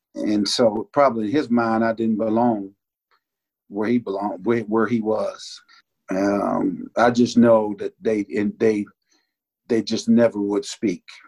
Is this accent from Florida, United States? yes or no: yes; Georgia Florida line, United States; also born or lived in Bainbridge, Georgia; I was raised on the Georgia Florida line, actually 22 miles south of Bainbridge. I grew up, and so I uh, went to church in North Florida